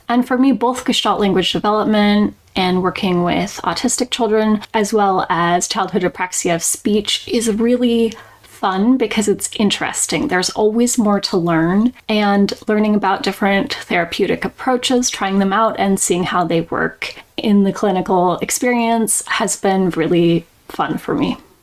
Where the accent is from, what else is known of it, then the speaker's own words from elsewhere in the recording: Portland, Oregon, United States; So I was born and raised in Portland, Oregon, a big city, and I now live in a small town in southern Oregon near the California border